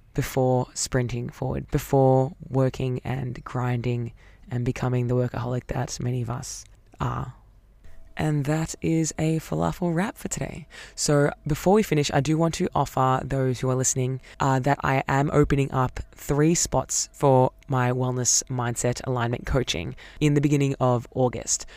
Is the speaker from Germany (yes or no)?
no; Melbourne, Victoria, Australia; Growing up in Melbourne